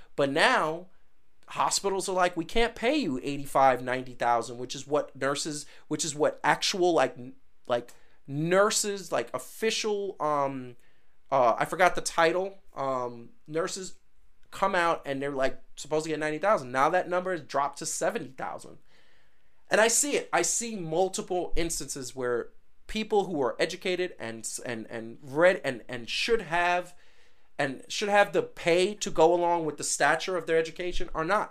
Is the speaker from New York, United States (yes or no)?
yes; New York City, New York, United States; I come from Brooklyn and Queens